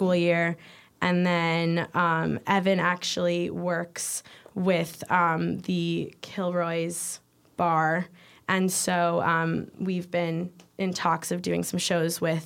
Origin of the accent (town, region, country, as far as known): Hollywood, Florida, United States; born or raised there; moved away as an adult; now in Bloomington, United States